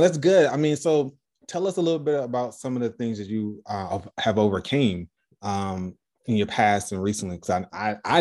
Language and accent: English; Chicago, Illinois, United States; I grew up in Chicago.